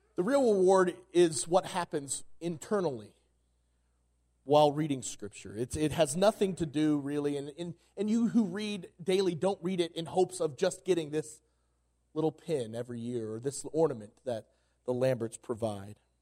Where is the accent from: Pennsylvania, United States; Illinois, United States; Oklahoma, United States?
Oklahoma, United States; moved away as an adult; now in Colorado, United States; I'm from Oklahoma